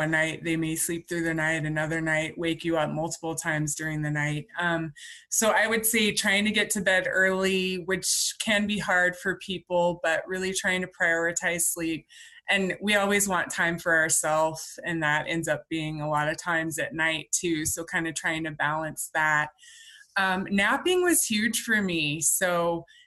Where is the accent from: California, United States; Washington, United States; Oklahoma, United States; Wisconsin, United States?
Washington, United States; Spokane; my hometown in Spokane, Washington